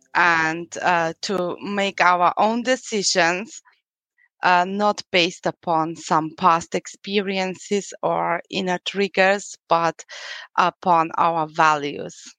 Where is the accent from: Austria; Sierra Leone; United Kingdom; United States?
Austria; accent: European; English is a second language; I'm from Austria